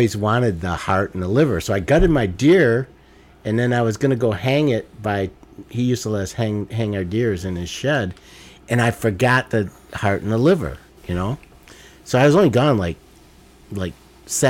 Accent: Detroit, Michigan, United States; I grew up in Detroit

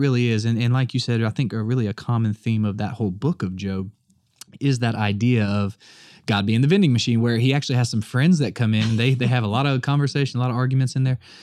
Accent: the South, United States; I'm the only Southerner in my family

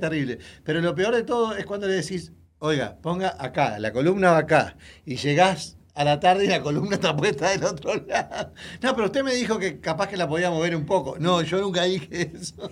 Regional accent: Uruguay; born or raised there; moved away

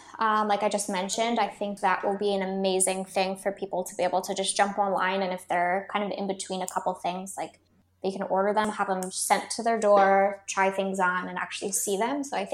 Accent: California, United States; now in Australia; we are based in Australia, but we're more so from California

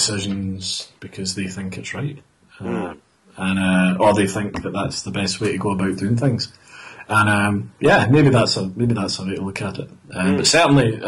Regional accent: Glasgow, Scotland, United Kingdom; come from Glasgow

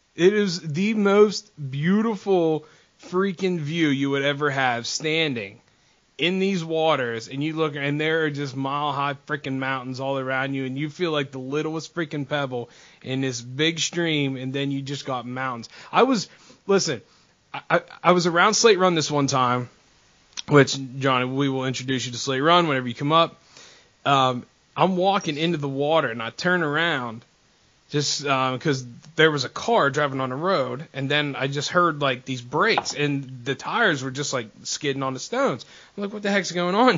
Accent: Northeast, United States; I grew up on the Northeast

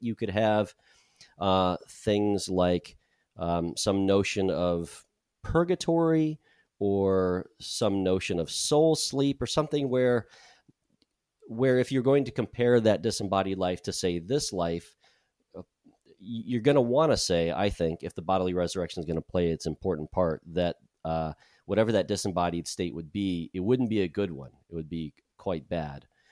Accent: United States; moved away as an adult; I'm American

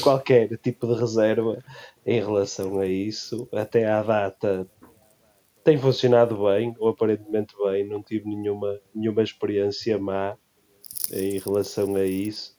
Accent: Leça da Palmeira, Norte, Portugal; sou de Leça da Palmeira

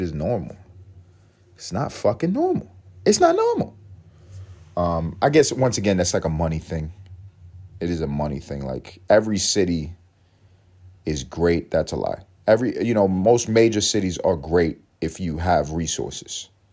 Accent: New York City, New York, United States; moved away; when I was coming up in East Harlem

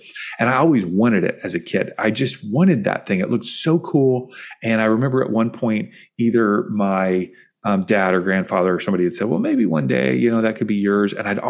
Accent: Kentucky, United States; I grew up in Kentucky

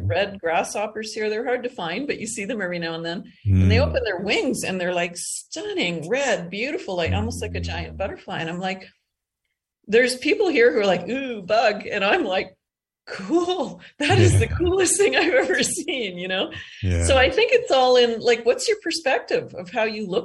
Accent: Eastern Canada, Canada; also born or lived in Calgary, Alberta, Canada; now in Costa Rica; I grew up in Eastern Canada, and then I moved out west and lived in Calgary for almost 30 years

